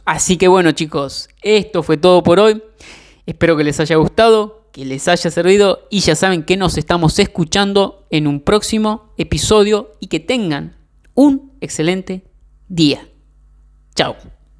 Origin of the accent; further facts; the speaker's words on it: Argentina; yo soy de Argentina